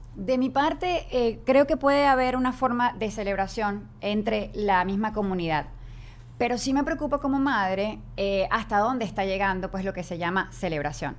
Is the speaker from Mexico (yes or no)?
no; Venezuela; moved away; nosotros que venimos de Venezuela